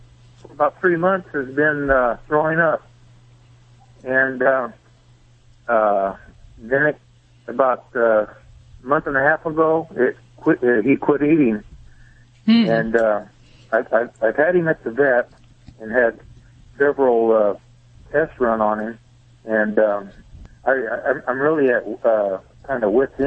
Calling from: Bakersfield, California, United States

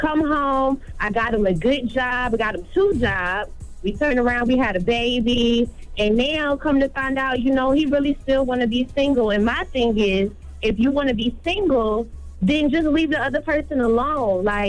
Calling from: Norfolk, Virginia, United States; I'm calling from Norfolk, Virginia.

